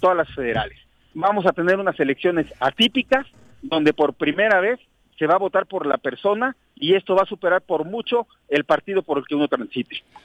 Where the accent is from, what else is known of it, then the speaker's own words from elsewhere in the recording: Huitzilac, Morelos, Mexico; soy oriundo de Huitzilac